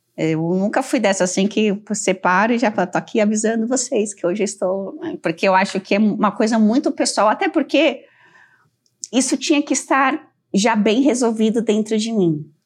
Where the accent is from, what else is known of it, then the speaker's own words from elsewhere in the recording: Brazil; eu, como brasileira